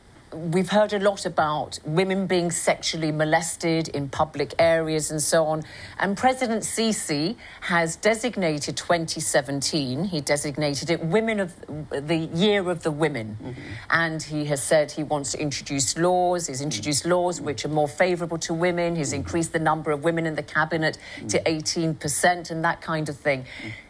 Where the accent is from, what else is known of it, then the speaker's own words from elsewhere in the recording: Sudan; I was born in the Sudan.